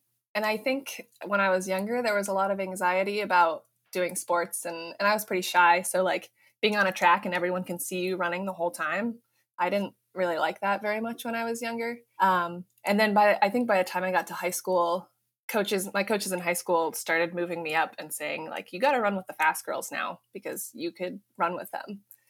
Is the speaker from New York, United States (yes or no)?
no; Fort Collins, Colorado, United States; moved away as an adult; also born or lived in Boston, Massachusetts; I'm from Colorado, actually.